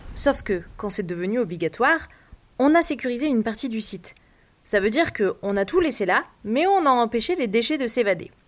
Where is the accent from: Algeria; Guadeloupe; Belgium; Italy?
Guadeloupe; chez nous, en Guadeloupe